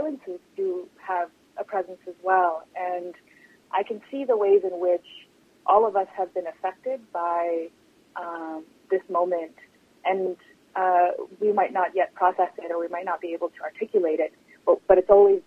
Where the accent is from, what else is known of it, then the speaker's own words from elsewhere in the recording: Nepal; also born or lived in Vancouver, Canada / Toronto, Canada / New York City, United States; now in Canada; I grew up in Nepal in the diaspora, in the exile community there of Tibetans